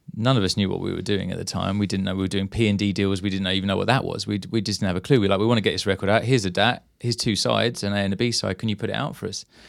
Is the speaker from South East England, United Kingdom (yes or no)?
yes; Maidstone, South East England, United Kingdom; growing up in Maidstone